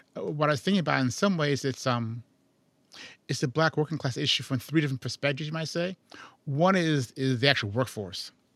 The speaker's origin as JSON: {"language": "English", "town": "Chicago", "region": "Illinois", "country": "United States", "said": "I'm from Chicago"}